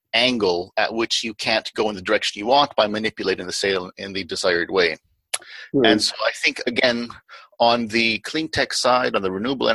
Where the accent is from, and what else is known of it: Canada